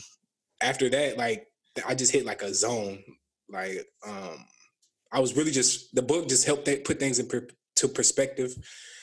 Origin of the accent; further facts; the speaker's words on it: Burnsville, Minnesota, United States; also born or lived in Savage, Minnesota; I went to Burnsville High School. I grew up in Burnsville, but like the last like couple years of high school, my mom and us, we moved to Savage right by that Sonic.